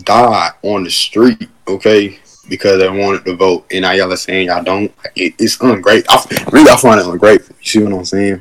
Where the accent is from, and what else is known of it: United States; also born or lived in Georgia